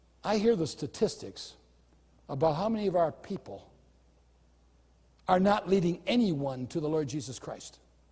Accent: United States; as an American

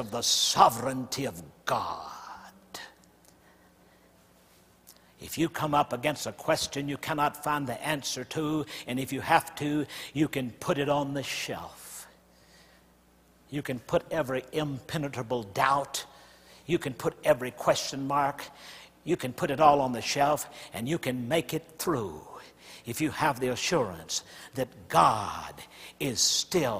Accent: the South, United States; I grew up in the South where the black church is strong

